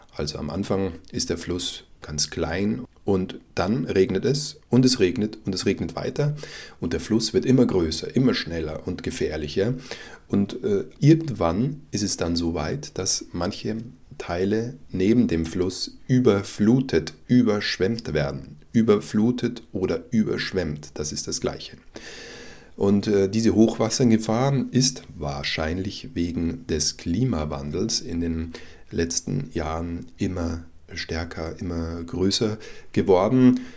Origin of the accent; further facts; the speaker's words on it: Germany; als Deutscher